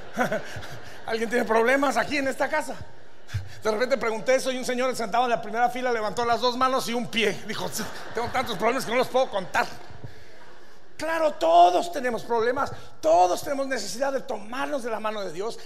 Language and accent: Spanish; Durango, Mexico; Pues yo vengo de Durango